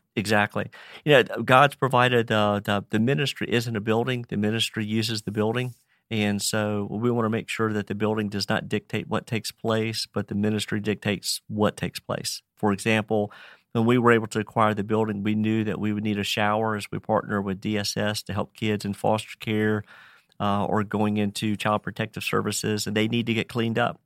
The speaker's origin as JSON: {"language": "English", "town": "Roanoke", "region": "Virginia", "country": "United States", "tie": "born or raised there", "said": "Farmer, born and raised in Roanoke, Virginia, I've been here fifty-six years"}